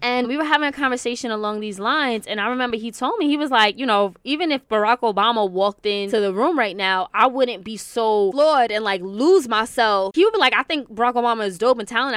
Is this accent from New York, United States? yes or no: yes; New York City, New York, United States; also born or lived in White Plains / Westchester; I'm originally from Queens, born and raised in New York.